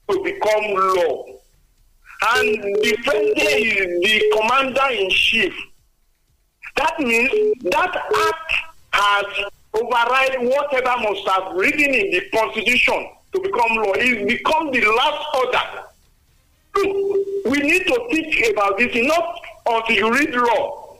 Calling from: Adigbe, Ogun State, Nigeria; I'm calling from Adigbe.

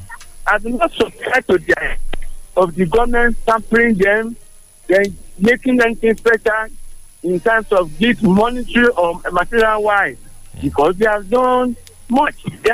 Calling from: Abeokuta, Ogun State, Nigeria; from Adokuta.

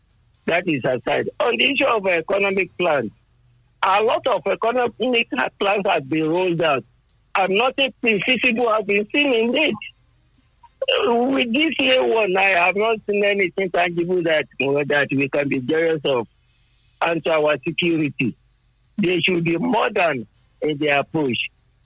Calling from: United States; I am … from United States of America.

